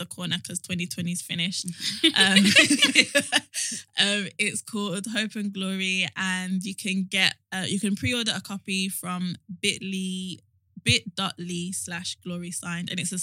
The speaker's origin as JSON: {"language": "English", "country": "United Kingdom", "said": "our story as Black British people"}